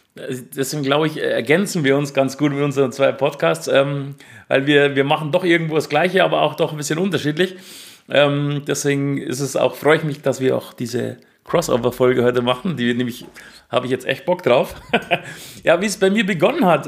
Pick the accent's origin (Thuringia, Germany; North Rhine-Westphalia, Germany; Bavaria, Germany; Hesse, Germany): Bavaria, Germany; Ingolstadt